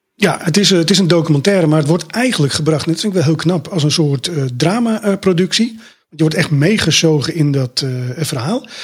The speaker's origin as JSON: {"language": "Dutch", "town": "Amsterdam", "region": "North Holland", "country": "Netherlands", "said": "ik kom natuurlijk uit Amsterdam"}